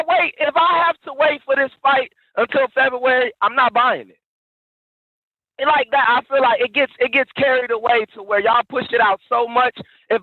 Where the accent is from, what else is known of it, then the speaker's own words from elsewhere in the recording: Alabama, United States; now in Boston, United States; I'm from Alabama, but I don't even, I live in Boston, so I'm everywhere.